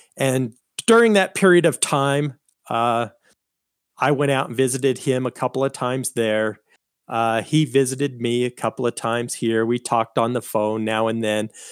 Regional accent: Colorado, United States; I was born here in Colorado

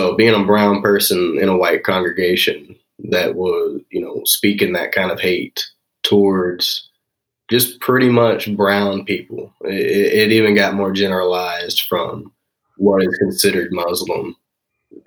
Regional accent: Smithville, Missouri, United States; also born or lived in Texas / Platte City, Missouri; I was 8 and I moved to Platte City, Missouri, and then ended up in Smithville for the majority of my time here.

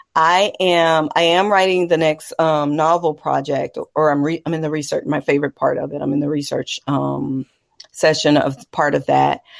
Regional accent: Texas, United States; as a Texan, as a woman

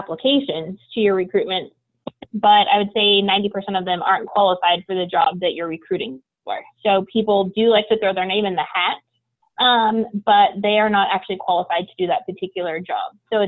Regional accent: Portland, Oregon, United States; I grew up in Portland, Oregon

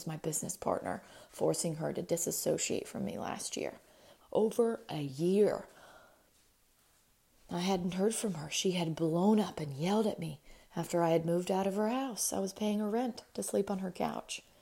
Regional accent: Spanaway, Washington, United States; most of my classmates growing up in Spanaway, Washington, we called it Spanahood.

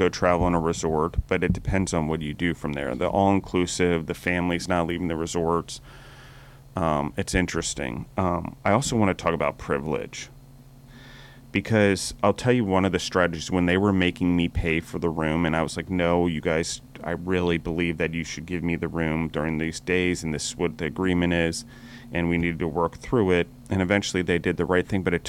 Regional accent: United States; as American citizens

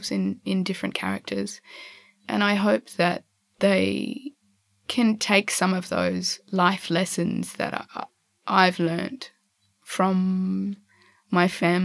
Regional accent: Darwin, Northern Territory, Australia; also born or lived in eastern states of Australia; now in eastern states, Australia; I was born in Darwin and go back there all the time because my family's there.

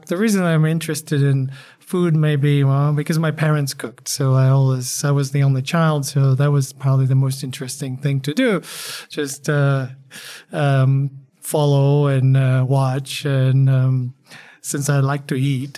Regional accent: Poland; now in El Paso, United States; I'm a, a Polamex, as I call myself. Uh, and I'm Polish

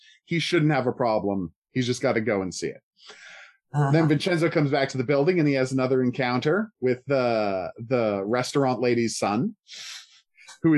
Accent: Canada; I use soccer that time because I'm from Canada

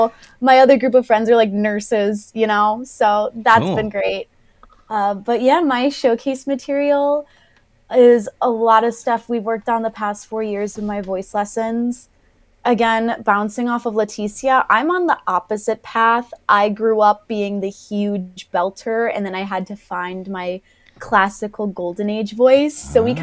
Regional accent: Chicago, Illinois, United States; moved away as an adult; now in Omaha, United States; I'm from Chicago

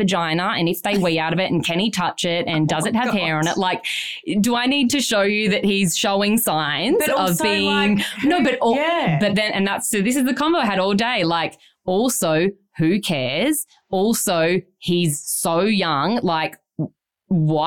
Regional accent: Byron Bay, New South Wales, Australia; we grew up in Byron, Jackson

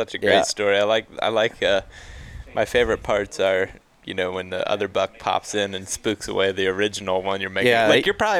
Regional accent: Ohio, United States; moved away; where I grew up in Ohio

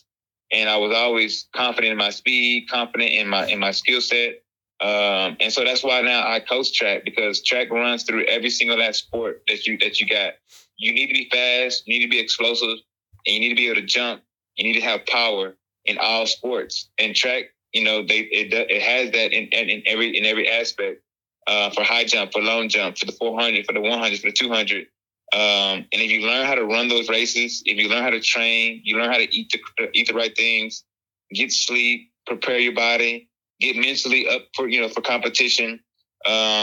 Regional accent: Texas, United States; also born or lived in Mississippi; track was the first sport I participated in when I moved to Texas from Mississippi.

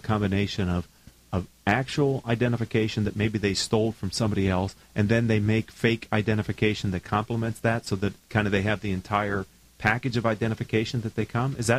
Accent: Pennsylvania, United States; I'm from Pennsylvania

